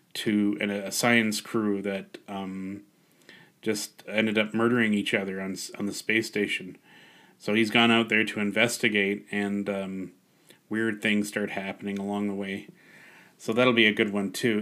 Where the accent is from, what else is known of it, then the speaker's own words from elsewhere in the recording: Canada; I'm Canadian first and foremost.